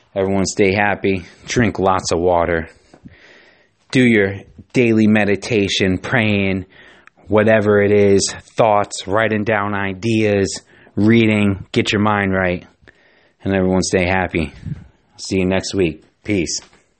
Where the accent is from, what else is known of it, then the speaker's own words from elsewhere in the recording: Giants and Jets territory, East Coast, United States; I grew up on the East Coast